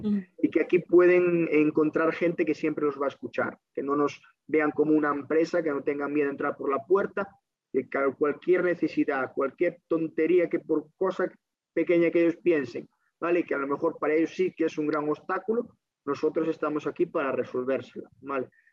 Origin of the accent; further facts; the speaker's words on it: Pontevedra, Galicia, Spain; also born or lived in A Coruña; mi primer contacto con la casa fue como estudiante en el CRE Santiago de Apóstol de Pontevedra. Allí terminé mi, etapa de primaria